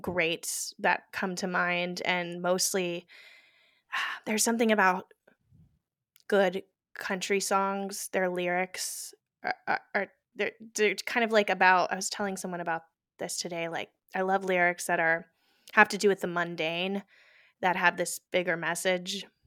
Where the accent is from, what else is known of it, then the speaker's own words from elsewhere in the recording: Houston, Texas, United States; moved away as an adult; also born or lived in New York; now in New Jersey, United States; I was born in Houston